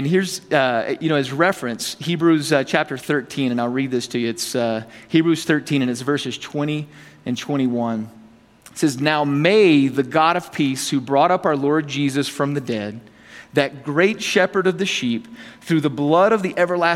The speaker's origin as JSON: {"language": "English", "region": "the South", "country": "United States", "said": "I'm from the South"}